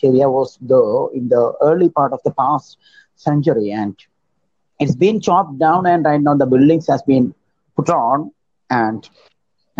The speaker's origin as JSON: {"language": "English", "region": "Kerala", "country": "India", "said": "I'm from India, Kerala"}